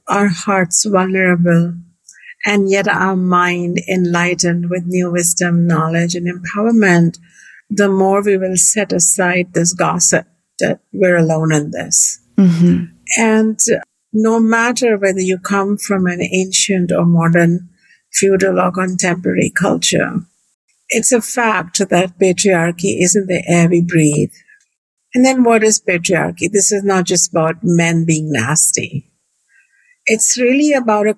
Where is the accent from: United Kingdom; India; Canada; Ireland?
India; moved away as an adult; now in United States; I was born in India 55 years ago in a beautiful family